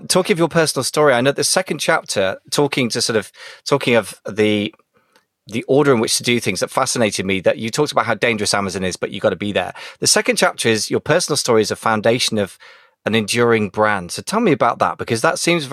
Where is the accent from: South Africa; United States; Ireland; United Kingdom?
United Kingdom; as a Brit